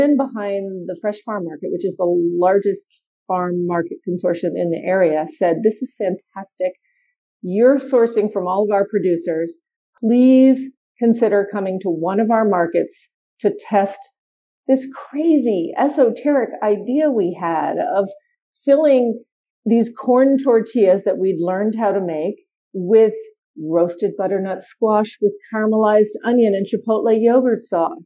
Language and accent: English; New York City, New York, United States; now in Washington, D.C., United States; my hometown of New York City